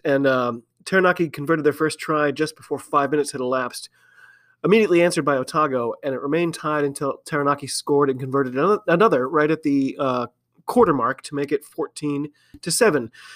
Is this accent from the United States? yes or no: yes; United States; I'm an American rugby fan